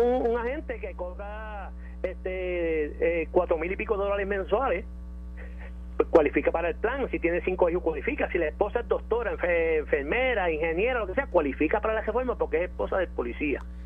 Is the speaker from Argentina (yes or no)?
no; Jayuya, Puerto Rico; salí de mi pueblo en Jayuya